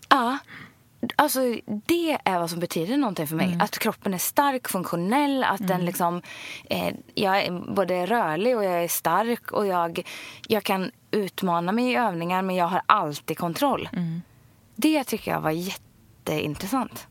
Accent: Ulricehamn, Västra Götaland, Sweden; jag är uppvuxen i, i Ulricehamn

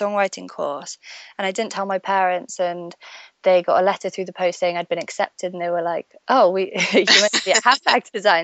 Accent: Stratford-upon-Avon, West Midlands, United Kingdom; moved away as an adult; also born or lived in Birmingham; now in London, United Kingdom; I was born in Birmingham. in the UK. I was raised in Stratford-upon-Avon, which is where Shakespeare is from.

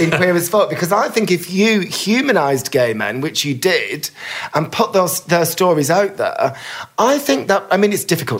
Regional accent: Bolton, North West England, United Kingdom; When I grew up in Bolton

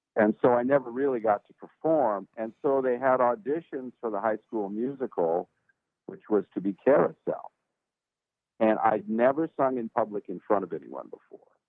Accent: Los Angeles, California, United States; now in Nashville, United States; I was from the port of Los Angeles, a town called San Pedro, and that's where I was born and raised

